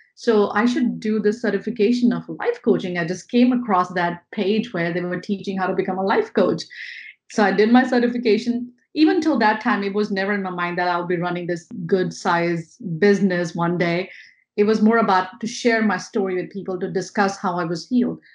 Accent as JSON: {"language": "English", "country": "India", "tie": "born or raised there", "moved": "as an adult", "lives_now": "New York, United States", "said": "I'm not born and brought up in America. I'm born and brought up in India"}